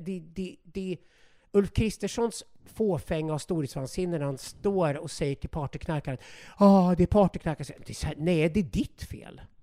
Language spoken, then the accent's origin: Swedish; Sweden; vi godtrogna, naiva svenskar